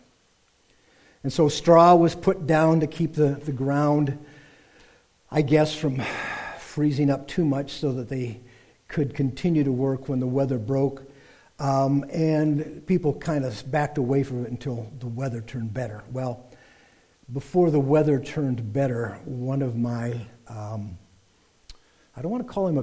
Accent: small Iowa town, United States; we had a pretty idyllic life in that pastoral small Iowa town

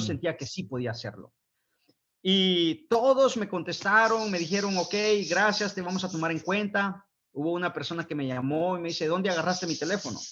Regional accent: Guatemala; moved away; soy originario del bello país de Guatemala, Centroamérica

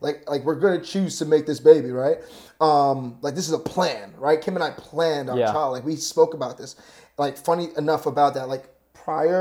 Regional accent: New York, United States; I'm from New York

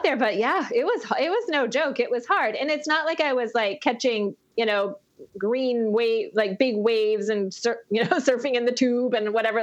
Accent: Maine, United States; I grew up in Maine.

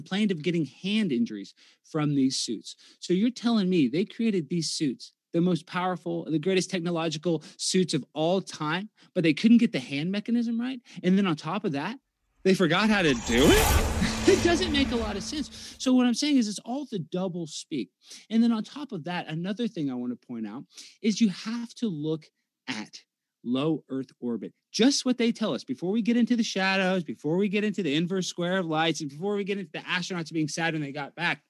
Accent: Texas, United States; I'm from Texas

